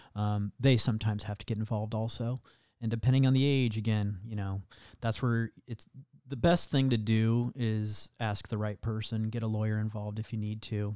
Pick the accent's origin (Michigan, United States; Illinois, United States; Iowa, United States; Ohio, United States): Iowa, United States; where I grew up in Iowa